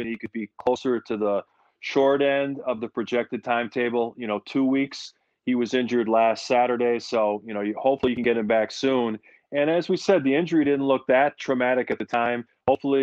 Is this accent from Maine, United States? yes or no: no; Milwaukee, Wisconsin, United States; my hometown